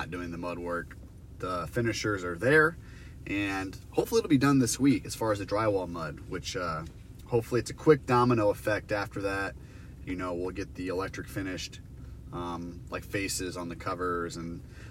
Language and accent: English; Iowa, United States; I'm from Iowa.